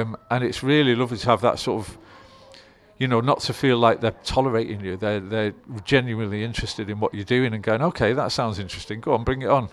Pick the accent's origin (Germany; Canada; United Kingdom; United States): United Kingdom; Stockport, North West England; I grew up in Stockport